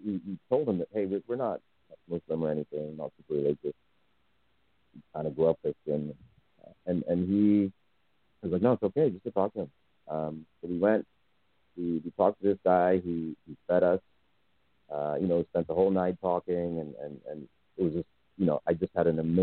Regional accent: Zimbabwe; moved away; also born or lived in United States; I was born in Zimbabwe.

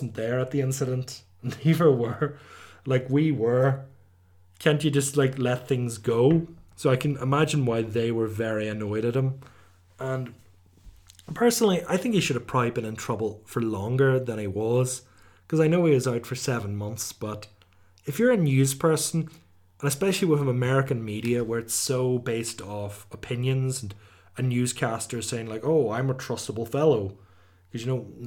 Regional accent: Omagh, Northern Ireland, United Kingdom; my hometown

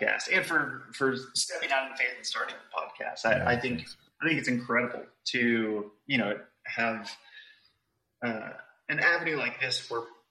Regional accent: Dallas, Texas, United States; I grew up in Dallas, Texas, and I have spent most of my life here. I'm still in Dallas, Texas, and just a Texan born and raised

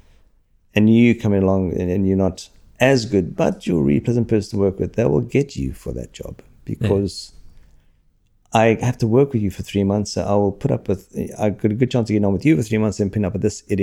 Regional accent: Australia; also born or lived in London; coming from Australia, working over there

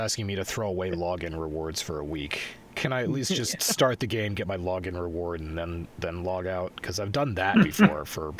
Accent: Boston, Massachusetts, United States; It's like me, I'm from Boston, but I don't speak with a Boston accent.

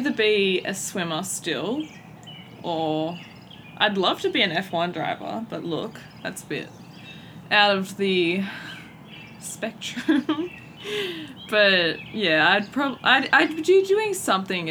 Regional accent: Newcastle, New South Wales, Australia; now in Adelaide, Australia; I'm originally from Newcastle, New South Wales, but I've moved down to Adelaide, South Australia

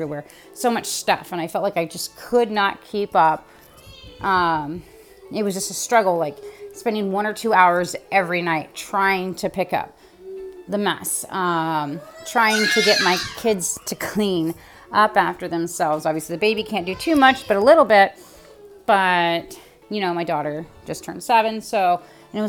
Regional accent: California, United States; now in Ohio, United States; I'm originally from the West Coast, California. I am currently living in Ohio

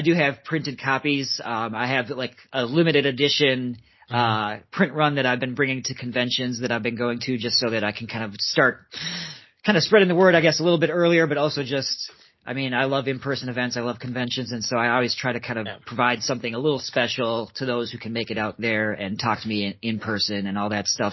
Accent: Minnesota, United States; that's actually where I, I grew up uh, born and raised in Minnesota

